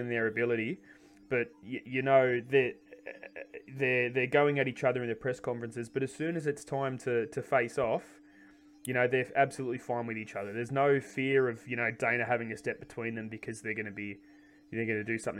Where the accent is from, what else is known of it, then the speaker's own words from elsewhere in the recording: Australia; being Australian